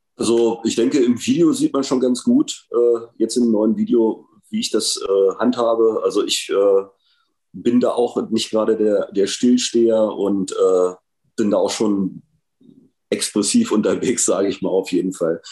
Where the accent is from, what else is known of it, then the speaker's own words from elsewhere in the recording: Hanover, Lower Saxony, Germany; in meiner Heimatstadt passiert, tatsächlich in Hannover